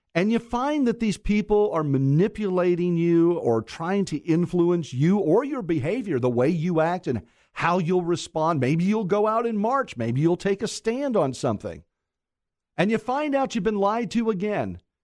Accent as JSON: {"language": "English", "town": "Mount Dora", "region": "Florida", "country": "United States", "tie": "born or raised there", "said": "I was born and raised in Mount Dora"}